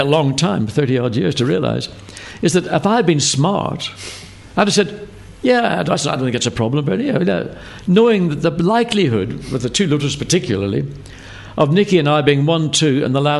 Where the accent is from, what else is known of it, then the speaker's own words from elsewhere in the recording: Ireland; moved away as an adult; And when I came over from Ireland, whenever I started in 1970, racing in Formula 2